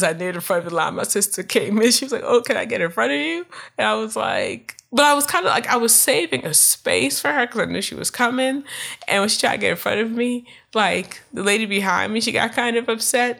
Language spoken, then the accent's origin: English; Prince George's County, Maryland, United States; I grew up in Prince George County, Maryland